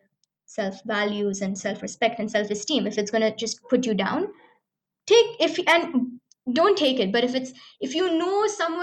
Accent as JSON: {"language": "English", "region": "Dubai", "country": "United Arab Emirates", "tie": "born or raised there", "said": "growing up in Dubai"}